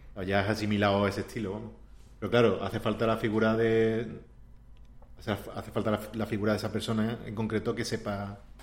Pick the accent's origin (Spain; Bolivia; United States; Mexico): Spain; Andalusia; moved away as an adult; also born or lived in Warsaw; soy andaluz, ¿sabes? Que vengo